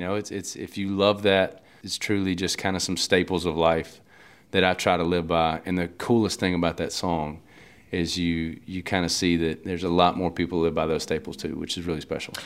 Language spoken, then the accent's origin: English; Louisiana, United States; growing up in Louisiana